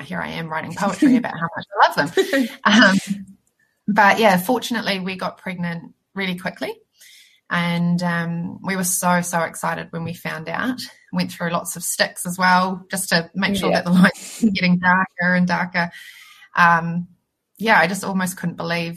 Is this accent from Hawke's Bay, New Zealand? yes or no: no; Christchurch, Canterbury, New Zealand; I'm from Christchurch